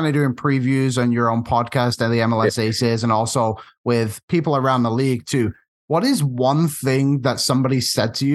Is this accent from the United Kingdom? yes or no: yes; North West England, United Kingdom; I'm from England, and Phil Neville and I are from very similar areas